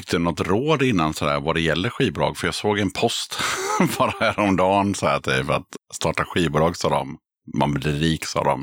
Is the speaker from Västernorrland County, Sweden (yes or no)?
yes; Sundsvall, Västernorrland County, Sweden; jag kommer från Sundsvall.